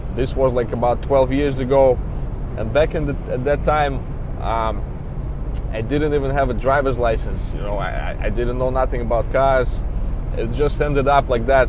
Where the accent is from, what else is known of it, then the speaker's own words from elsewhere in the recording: Belarus; English is a second language; moved away as an adult; also born or lived in New York; now in United States; originally, I'm from Belarus. It's a small country in Eastern Europe